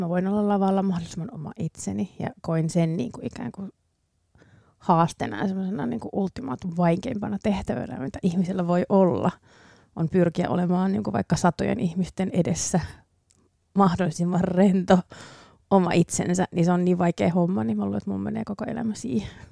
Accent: Finland; Finnish is a second language; also born or lived in Ireland; mä muutin sen jälkeen Suomeen kuusivuotiaana

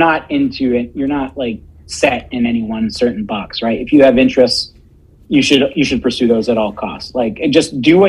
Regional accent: Punxsutawney, Pennsylvania, United States; moved away as an adult; also born or lived in DuBois, Pennsylvania / Erie, Pennsylvania / Pittsburgh, Pennsylvania; we grew up in Punxsutawney

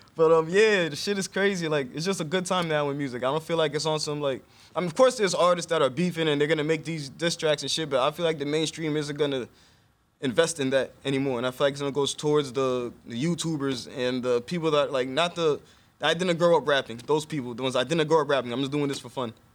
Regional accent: Elmont, New York, United States; also born or lived in Brooklyn, New York / Atlanta, Georgia; now in Harlem, United States; I was born in Brooklyn, like every Haitian. Moved to Long Island when I was seven. I was raised in Elmont

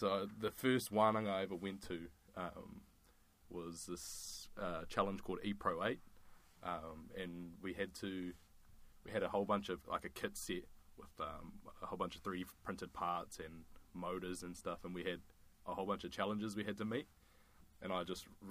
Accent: Palmerston North, Manawatū-Whanganui, New Zealand; moved away as an adult; now in Christchurch, New Zealand; I'm from Palmerston North. I grew up there

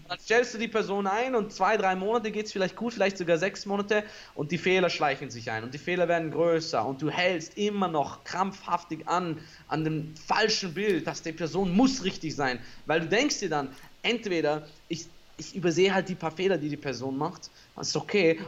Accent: Austria; für mich als Österreicher

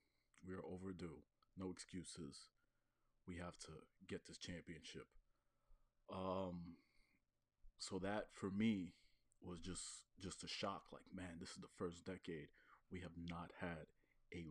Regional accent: New York, United States; being a New Yorker, born and raised

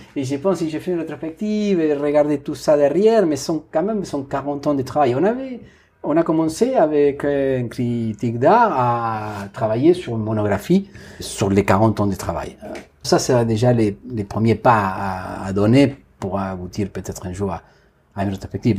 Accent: Argentina; French is a second language; moved away as an adult; je dois faire des choses en ce moment dans mon pays d'origine que j'ai pas fait, par exemple une exposition institutionnelle dans un centre d'art à eh, Buenos Aires

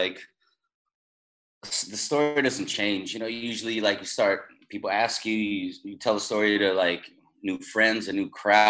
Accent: Bay Area, California, United States; So like to keep it kind of simple, I'm from the Bay Area, California.

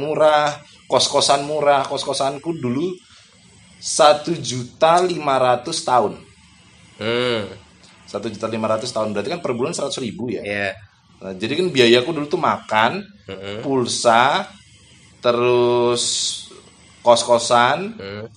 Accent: Bengkulu, Indonesia; moved away as an adult; also born or lived in Medan; now in Yogyakarta, Indonesia; aku yang berasal dari Bengkulu

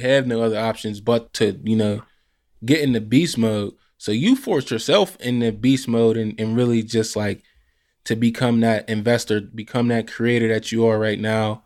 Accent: Pittsburgh, Pennsylvania, United States; I'm also from the same area

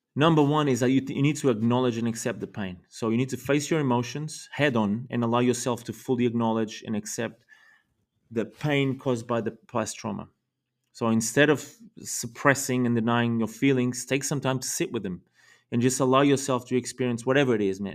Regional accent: Lisbon, Portugal; I was born in Portugal in nineteen eighty in Lisbon

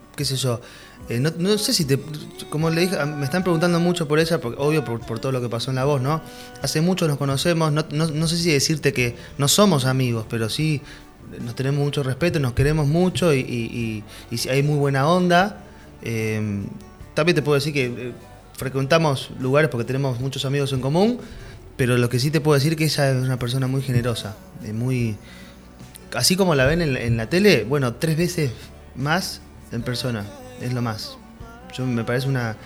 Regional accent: Argentina; also born or lived in Mexico; no anotarme en Argentina y no probar en mi país

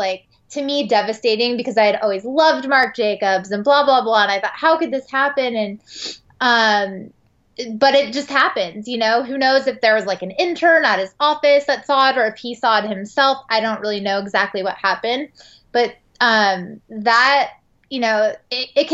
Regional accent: San Francisco, California, United States; moved away as an adult; now in Los Angeles, United States; I am from San Francisco and I moved to LA after my trip to Europe

